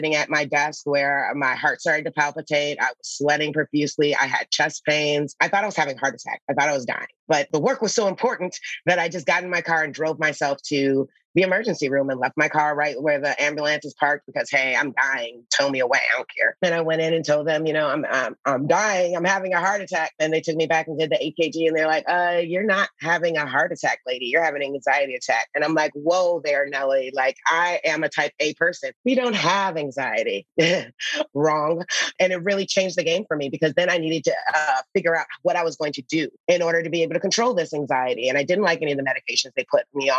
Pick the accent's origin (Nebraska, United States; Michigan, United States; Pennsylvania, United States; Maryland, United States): Michigan, United States; Detroit; I grew up in Detroit in the 80s